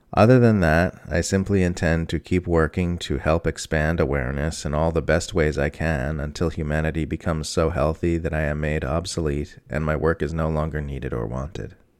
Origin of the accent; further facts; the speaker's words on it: Australia; I am an Australian mother of two who just turned 47.